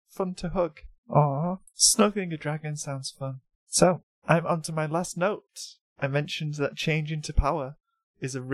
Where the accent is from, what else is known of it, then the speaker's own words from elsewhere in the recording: United States; I'm an American.